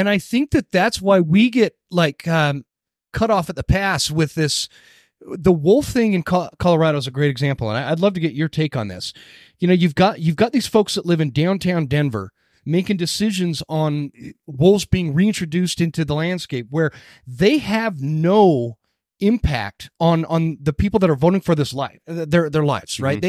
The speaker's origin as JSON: {"language": "English", "region": "Utah", "country": "United States", "tie": "born or raised there", "also_born_or_lived": "Northwest Montana", "moved": "yes", "lives_now": "North Idaho, United States", "said": "I grew up here in Utah"}